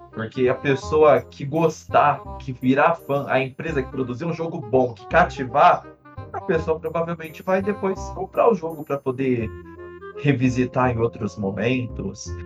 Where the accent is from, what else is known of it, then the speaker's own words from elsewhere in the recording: Brazil; a gente é brasileiro